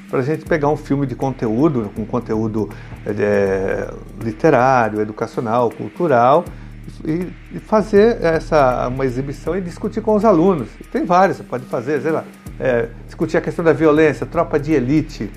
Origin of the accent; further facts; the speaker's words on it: São Paulo, Brazil; nós somos da mesma região da Zona Sul, vamos pegar Santo Amaro